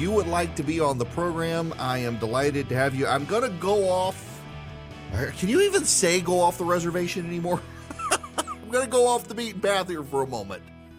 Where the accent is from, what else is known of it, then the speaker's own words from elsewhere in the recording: Dubai, United Arab Emirates; I grew up, yes, in Dubai, Charlie. So when I was growing up in the Middle East, we were the only family in our school that did not have a computer.